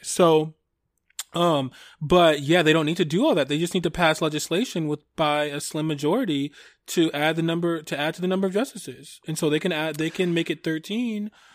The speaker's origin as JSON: {"language": "English", "region": "Michigan", "country": "United States", "tie": "born or raised there", "said": "Michigan, my home state"}